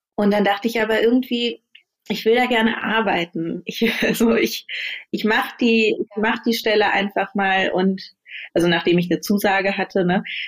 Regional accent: Berlin, Germany; ans Schulsystem in Deutschland, auch in Berlin, an die Schulen zurückdenke, auf denen ich war

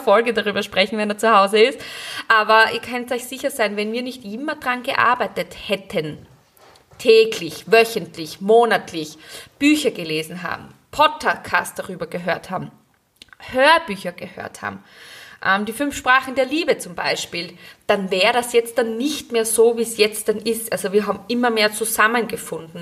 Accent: Graz, Styria, Austria; moved away as an adult; now in Gleisdorf, Austria; Ich bin ja ursprünglich aus Graz

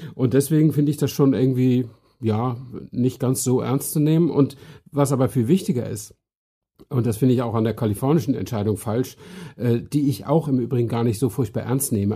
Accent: Northern Germany, Germany; accent: North German; Ich bin ja Norddeutscher, wie äh, auch die, die es nicht wissen, hören können

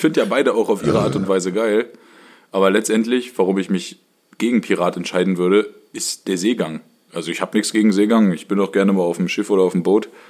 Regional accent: Germany; und ich komme ja aus dem Harz

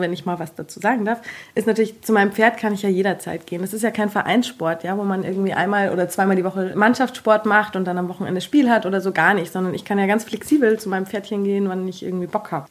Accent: Taufkirchen, Bavaria, Germany; Ich bin 27 und komme aus Taufkirchen bei München.

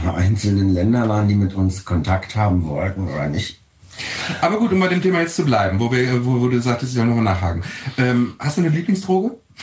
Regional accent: Berlin, Germany; Ich bin hier geboren. Ich oh. bin Berliner.

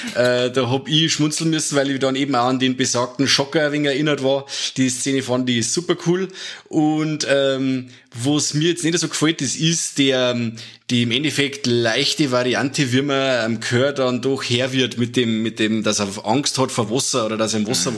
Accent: Germany; bei uns in Deutschland

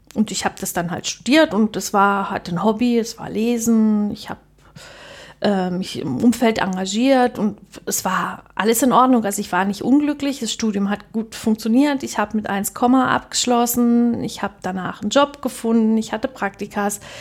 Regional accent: Germany; bei uns in der DDR

